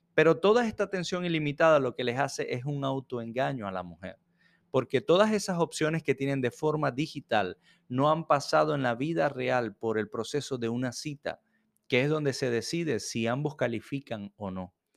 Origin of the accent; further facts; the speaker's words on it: Venezuela; now in Jacksonville, United States; Soy venezolano y vivo en Jacksonville, Florida